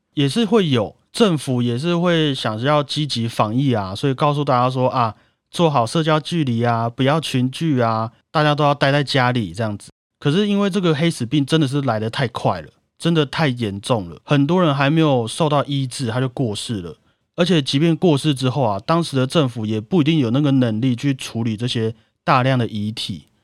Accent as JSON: {"language": "Chinese", "country": "Taiwan", "said": "我们台湾人的默契"}